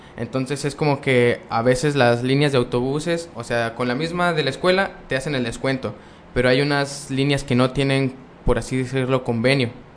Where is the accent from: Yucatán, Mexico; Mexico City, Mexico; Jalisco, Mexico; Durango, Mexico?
Durango, Mexico; Vicente Guerrero; yo soy de Vicente Guerrero, está aquí aproximadamente a una hora y media